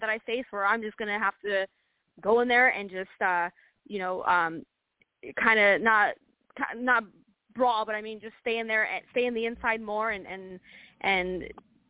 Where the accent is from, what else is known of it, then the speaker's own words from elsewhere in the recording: Los Angeles, California, United States; I'm from East LA, so of course I have that in me